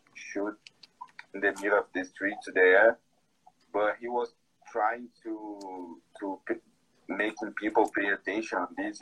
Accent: Brazil; English is a second language; here in Brazil. It's my hometown, actually, but I don't live there anymore.

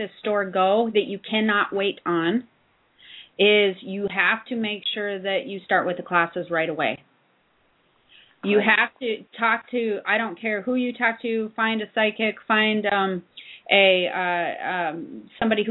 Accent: South Dakota, United States; I'm from South Dakota, so I know the area

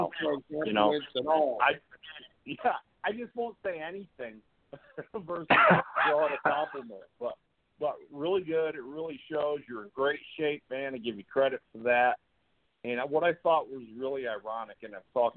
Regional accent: Canada; I'm from Canada

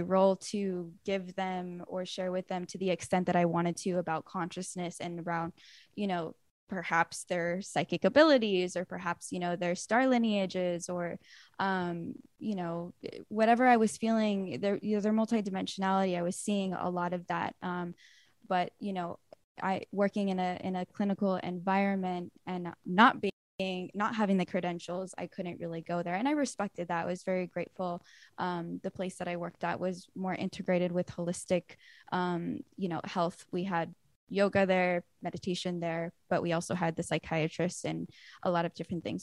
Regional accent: Lawndale, California, United States; I grew up in Lawndale, um, which is really close to L A X and Redondo Beach

